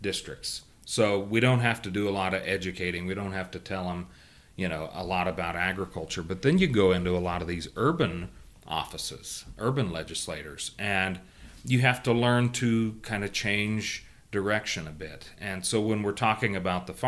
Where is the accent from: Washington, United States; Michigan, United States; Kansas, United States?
Kansas, United States; my home state of Kansas